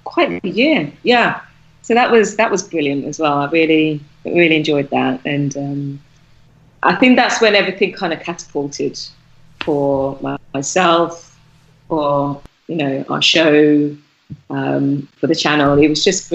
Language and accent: English; Birmingham, West Midlands, United Kingdom; now in Turkey; we're both from Birmingham, so obviously the accent came out like tenfold